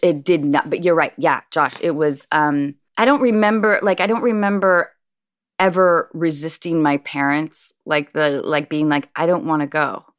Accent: Washington, United States; born or raised there; also born or lived in Baltimore, Maryland

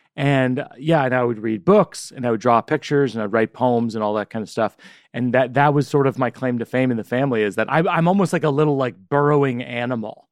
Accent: Shrewsbury, Massachusetts, United States; Shrewsbury's my hometown

